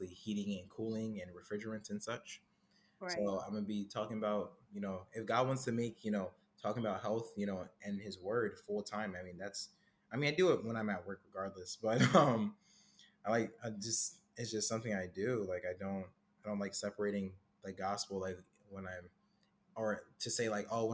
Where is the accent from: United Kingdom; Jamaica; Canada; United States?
Jamaica; my Caribbean roots, actually. So I'm Jamaican.